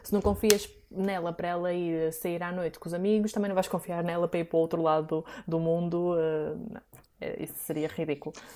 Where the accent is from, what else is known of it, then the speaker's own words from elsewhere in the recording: Porto, Norte, Portugal; eu sou do Porto